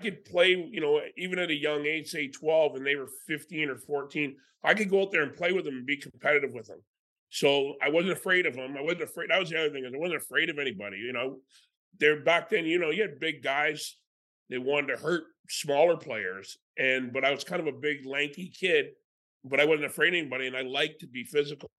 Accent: Canada; As a Canadian kid

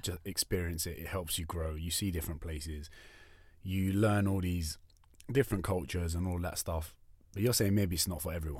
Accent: United Kingdom; now in Australia; we're both from the U K

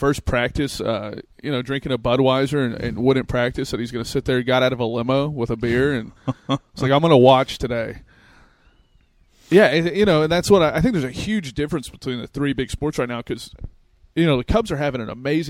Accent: Texas, United States; born or raised there; moved away; also born or lived in Chicago

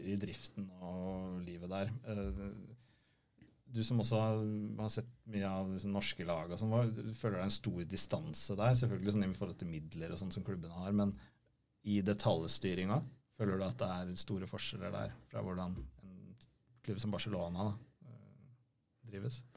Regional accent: Norway; hvor vi var fra, fra Norge

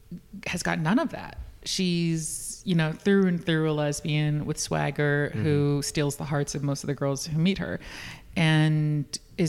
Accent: New York, United States; I'm born and raised in New York.

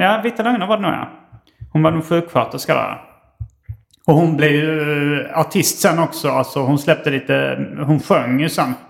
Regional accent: Hjärup, Skåne, Sweden; när vi var barn och bodde i Hjärup

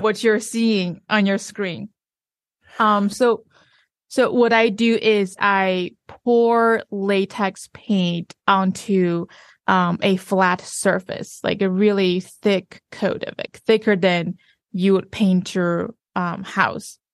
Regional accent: China; moved away

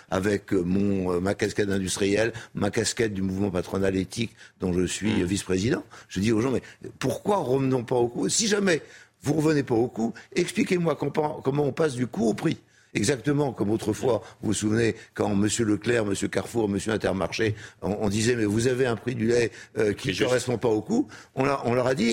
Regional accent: France; je suis français, j'ai envie de rester.

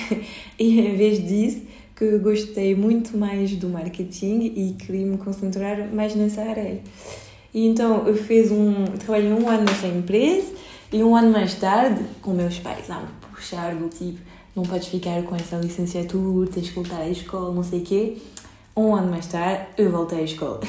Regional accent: France; accent: French; Portuguese is a second language; moved away as an adult; also born or lived in Paris; now in Lisbon, Portugal; podem ouvir no meu super sotaque, eu é nasci na França, sempre cresci na França

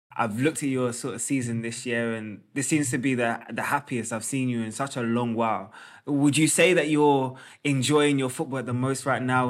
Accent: London, United Kingdom; I'm from North London

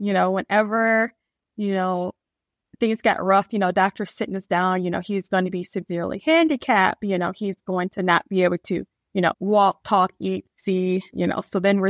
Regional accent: Michigan, United States; now in Southern Maryland, United States; I'm originally from Michigan, but I currently live in Southern Maryland.

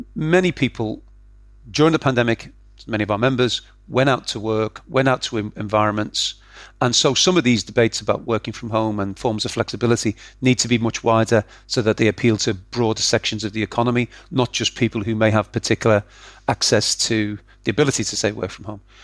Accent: Liverpool, North West England, United Kingdom; I grew up in Liverpool

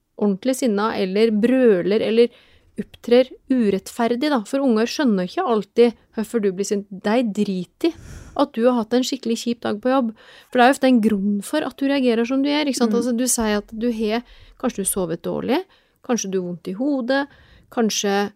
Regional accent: Telemark, Norway; now in Oslo, Norway; jeg er fra Telemark opprinnelig. Men jeg har bodd i Oslo siden 1996

